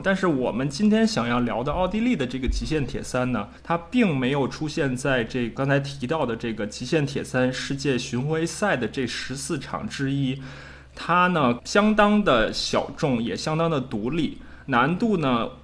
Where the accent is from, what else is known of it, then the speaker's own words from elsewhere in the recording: China; 我们中国人